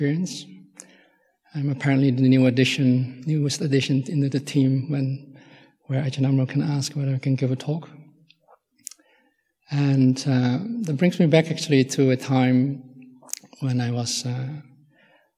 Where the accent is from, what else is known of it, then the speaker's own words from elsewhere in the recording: Netherlands; English is a second language; moved away as an adult; I'm Dutch, and I grew up in Holland